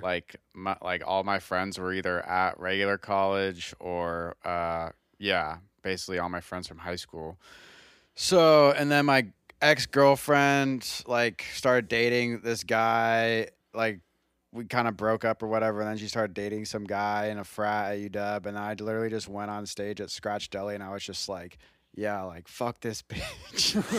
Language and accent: English; Redmond, Washington, United States; I'm from Redmond.